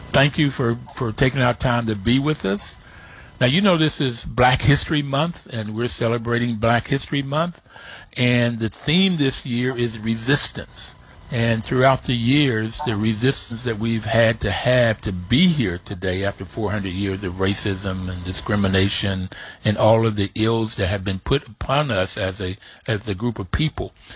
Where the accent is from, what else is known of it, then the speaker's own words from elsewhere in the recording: Bluefield, United States; when I grew up in Bluefield, we were poor